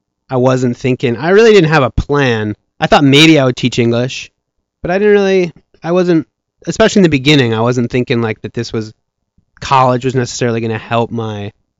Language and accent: English; Evanston, Illinois, United States; also born or lived in Chicago; So I was born in Chicago. I grew up in Evanston, which is right next